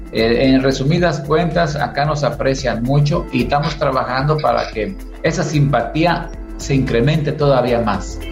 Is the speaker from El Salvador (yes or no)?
no; Zacatecas, Mexico; now in Paraguay; yo soy de Zacatecas